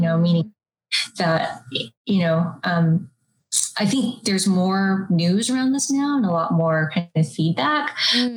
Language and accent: English; United States; I was born here in the United States